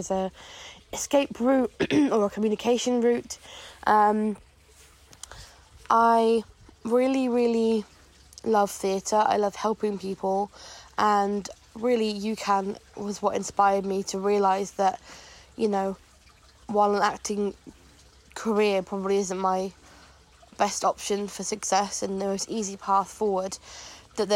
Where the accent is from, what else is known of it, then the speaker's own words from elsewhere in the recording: Devon, South West England, United Kingdom; I'm 22, almost 23, and I'm from Devon